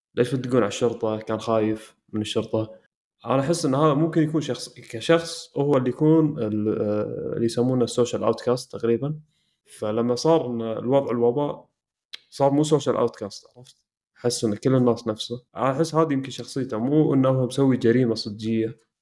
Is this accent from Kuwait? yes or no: yes; Kuwait; احنا بالكويت